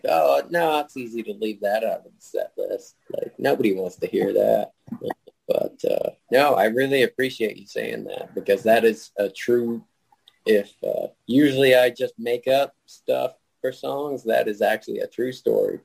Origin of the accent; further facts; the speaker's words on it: New Braunfels, Texas, United States; I was born in New Braunfels